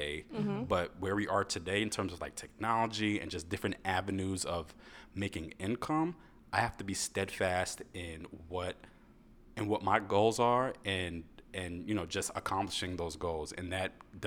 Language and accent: English; United States; I grew up in a Caribbean household, but I was born American, born and raised in the U.S.